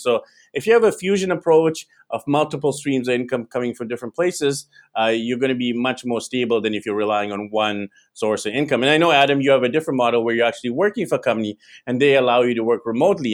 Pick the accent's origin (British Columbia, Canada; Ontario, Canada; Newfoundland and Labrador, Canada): British Columbia, Canada; Vancouver; moved away as an adult; now in Manila, Philippines; So I'm actually originally from Vancouver, BC, Canada. That's where I was born, raised.